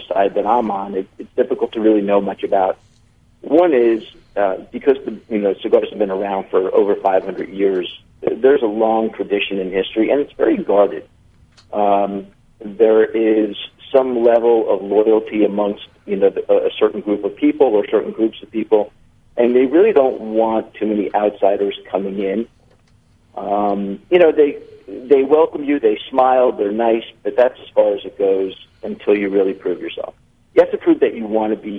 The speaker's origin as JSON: {"language": "English", "region": "Florida", "country": "United States", "tie": "born or raised there", "said": "born and raised in Florida"}